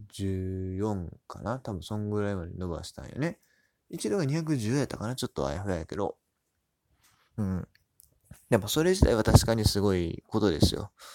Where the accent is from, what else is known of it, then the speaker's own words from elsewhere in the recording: Hyogo, Japan; 僕も兵庫県出身